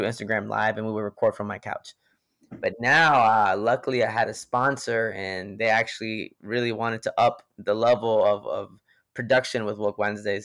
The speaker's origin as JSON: {"language": "English", "town": "Greensboro", "region": "North Carolina", "country": "United States", "tie": "born or raised there", "said": "I'm from Greensboro, North Carolina"}